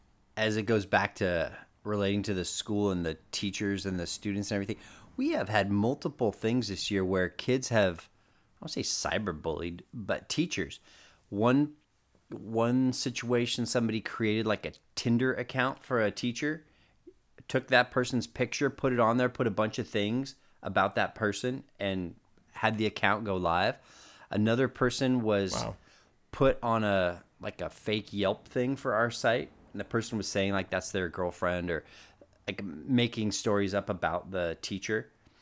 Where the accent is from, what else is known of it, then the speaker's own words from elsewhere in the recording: Concord, California, United States; now in Brentwood, United States; I grew up in Concord, and when I say I moved to Brentwood, people are like, oh, you left the Bay Area? I'm like, hell no.